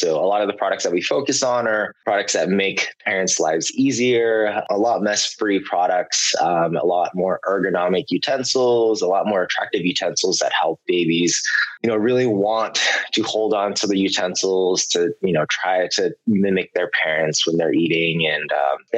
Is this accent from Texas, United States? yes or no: no; San Francisco, California, United States; I was born and raised in the Bay Area, San Francisco more specifically.